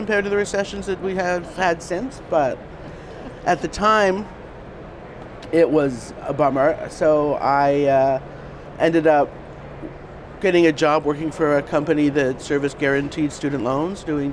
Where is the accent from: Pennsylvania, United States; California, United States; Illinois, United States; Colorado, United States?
Colorado, United States; Denver; moved away as an adult; also born or lived in Thailand; now in New York, United States; went back to Denver, which is my hometown